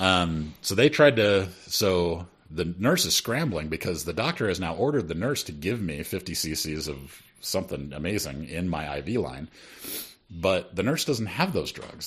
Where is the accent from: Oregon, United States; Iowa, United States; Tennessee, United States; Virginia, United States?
Iowa, United States; Sioux City; also born or lived in Detroit, Michigan; after we moved from Detroit to Sioux City, Iowa